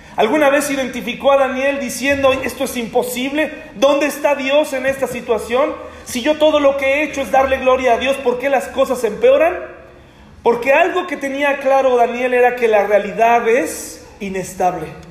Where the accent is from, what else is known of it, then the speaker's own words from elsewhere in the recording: Mexico; como mexicano